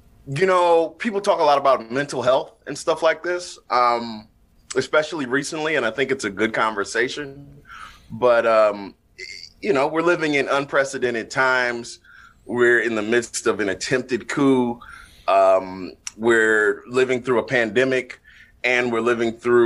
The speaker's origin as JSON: {"language": "English", "town": "Toledo", "region": "Ohio", "country": "United States", "tie": "born or raised there", "said": "I'm born and raised in Toledo."}